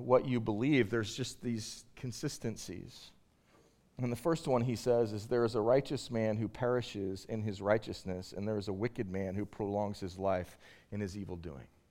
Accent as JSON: {"language": "English", "region": "Southern California", "country": "United States", "moved": "yes", "lives_now": "Boston, United States", "said": "I'm originally from California, Southern California"}